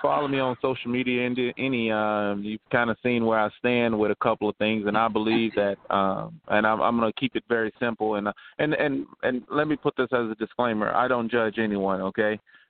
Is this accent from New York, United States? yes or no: no; Nashville, Tennessee, United States; from Nashville, Tennessee, born and raised, bred in the South.